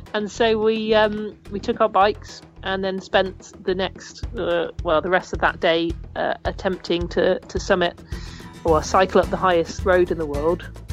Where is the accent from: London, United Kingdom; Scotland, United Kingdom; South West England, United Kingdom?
South West England, United Kingdom; Cornwall; I grew up in Cornwall